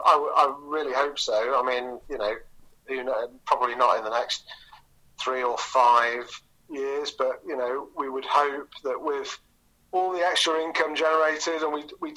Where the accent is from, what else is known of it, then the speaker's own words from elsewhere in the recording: Southport, North West England, United Kingdom; I come from Southport, which is... about 17 miles further up the coast.